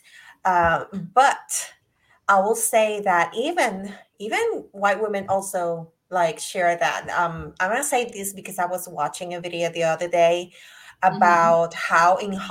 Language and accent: English; Puerto Rico; I'm from Puerto Rico